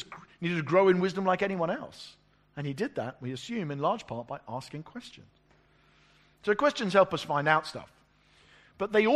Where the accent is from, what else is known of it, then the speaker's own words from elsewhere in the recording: England, United Kingdom; I'm an English pastor